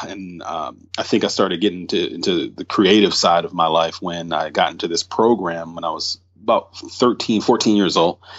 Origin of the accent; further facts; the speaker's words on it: New York City, New York, United States; also born or lived in Atlanta; I was born in Bed-Stuy, mm-hmm. Brooklyn. And I lived with my aunt for the first seven years of my life in Bed-Stuy